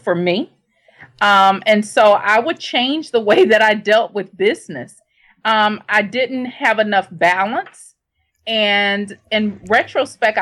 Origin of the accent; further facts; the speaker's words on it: Shreveport, Louisiana, United States; I grew up in Shreveport, Louisiana